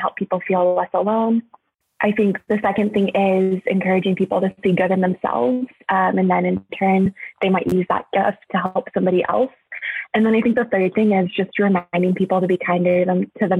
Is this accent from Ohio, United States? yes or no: no; Oklahoma, United States; moved away as an adult; also born or lived in New York; now in Los Angeles, United States; I grew up in Oklahoma, spent a little time in New York after graduating college, and currently live in Los Angeles